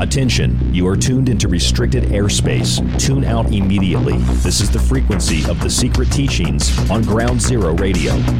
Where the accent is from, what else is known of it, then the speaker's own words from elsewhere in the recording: Florida, United States; when I grew up in Florida.